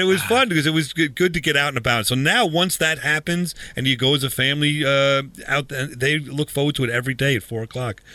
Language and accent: English; Huntington, New York, United States; it's a local Huntington museum or museum in my hometown or our hometown.